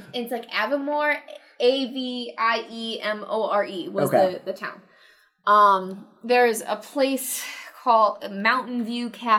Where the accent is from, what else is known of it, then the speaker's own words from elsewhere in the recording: United States; we are from America.